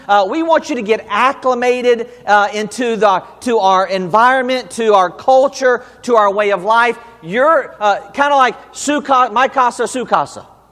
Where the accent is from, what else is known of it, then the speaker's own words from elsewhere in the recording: the South, United States; I'm from the South. We say Haggai.